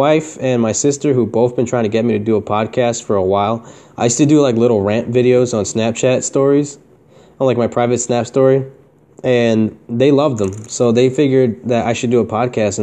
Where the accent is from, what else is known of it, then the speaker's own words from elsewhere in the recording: Newburgh, New York, United States; I was born in Newburgh, New York, USA